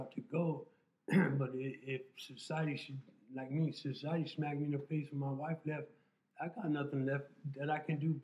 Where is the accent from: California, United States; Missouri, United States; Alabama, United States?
California, United States; Tulare County; also born or lived in El Centro; this is my hometown.